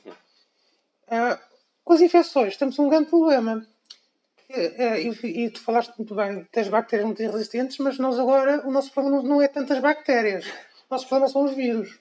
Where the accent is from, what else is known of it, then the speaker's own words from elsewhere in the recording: Coimbra, Centro, Portugal; eu nasci em Coimbra, uhum. portanto, tudo, toda a minha educação foi feita uh, aqui em Coimbra, desde o ensino